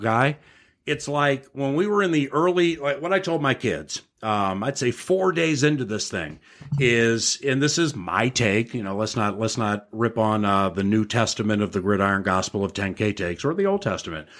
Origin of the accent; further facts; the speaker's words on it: Washington, District of Columbia, United States; moved away; also born or lived in San Francisco / Los Angeles; I grew up in Washington, D C